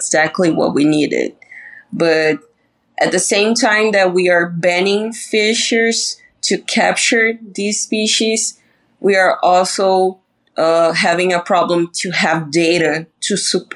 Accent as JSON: {"language": "English", "town": "Balneário Camboriú", "region": "Santa Catarina", "country": "Brazil", "tie": "born or raised there", "second_language": "English", "said": "my city is known as the Brazilian Dubai because we have like the highest buildings in Latin America"}